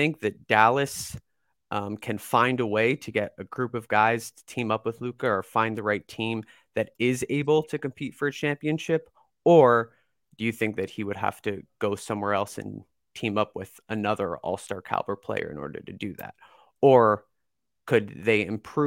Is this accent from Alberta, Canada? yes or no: no; Toronto, Ontario, Canada; I'm Canadian, too. I'm from Toronto.